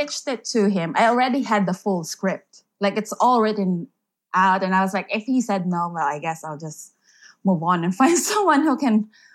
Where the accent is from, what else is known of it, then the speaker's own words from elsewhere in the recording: Philippines; first language Filipino; English is a second language; I grew up in the province, so not in the city, like in the rural area